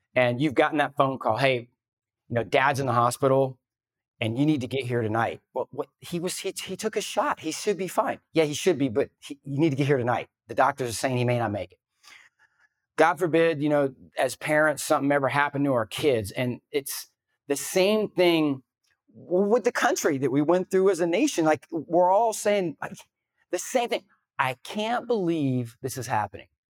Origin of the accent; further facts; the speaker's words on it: the South, United States; I grew up in the South